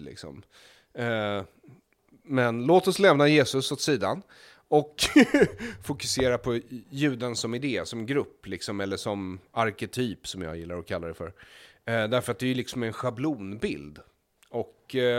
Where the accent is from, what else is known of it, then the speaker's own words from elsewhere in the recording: Stockholm, Stockholm County, Sweden; jag växte upp i Stockholm